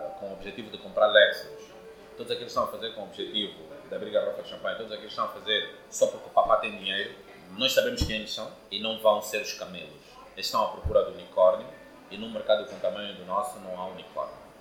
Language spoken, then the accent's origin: Portuguese; Porto Amboim, Cuanza Sul, Angola; eu sou de Porto Ambuim, nasci que cresci em Porto Ambuim cidade aqui ao sul de Luanda. Sou um jovem angolano.